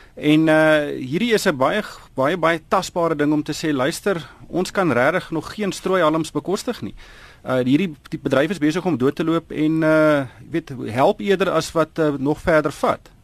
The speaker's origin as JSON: {"language": "Afrikaans", "country": "South Africa", "said": "ons Suid-Afrikaners"}